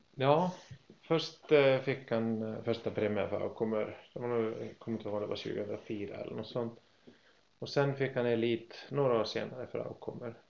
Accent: Iceland; now in Sweden; hemma på Island som femåring

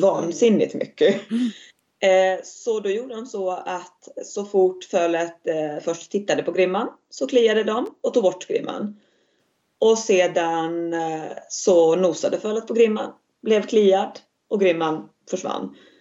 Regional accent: Finland; moved away as an adult; now in Västerhaninge, Sweden; jag är född i Finland eh, men flyttade för islandshästarnas skull till Sverige för att lära mig mera

